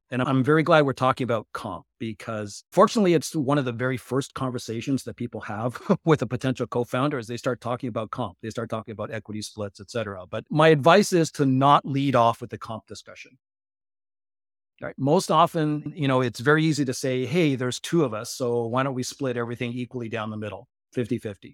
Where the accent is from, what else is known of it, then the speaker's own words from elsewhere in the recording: Japan; I grew up in Japan.